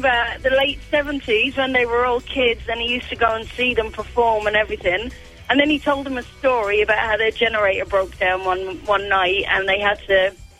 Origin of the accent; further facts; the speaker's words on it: Dublin, Leinster, Ireland; we are from Dublin.